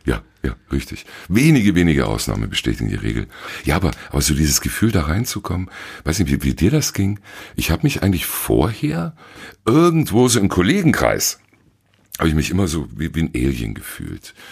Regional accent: Allgäu, Bavaria, Germany; moved away; Ich bin Allgäuer und war damals auch noch im, im Allgäu

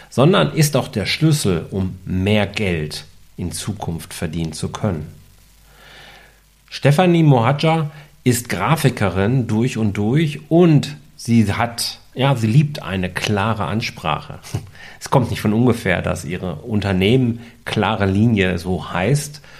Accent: North Rhine-Westphalia, Germany; ich bin ja ein Kind des Ruhrgebiets

